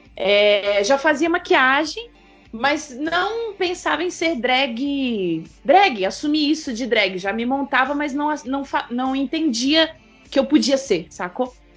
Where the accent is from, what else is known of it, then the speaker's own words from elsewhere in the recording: Blumenau, Santa Catarina, Brazil; moved away as an adult; Eu sou de Santa Catarina.